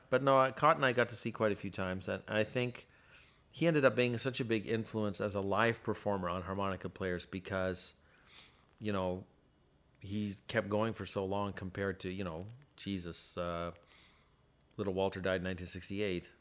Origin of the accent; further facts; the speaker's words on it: Ottawa, Ontario, Canada; when I was growing up in Ottawa